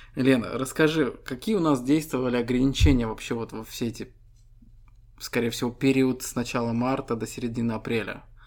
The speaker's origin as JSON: {"language": "Russian", "country": "Estonia", "said": "Мы ребята из Эстонии"}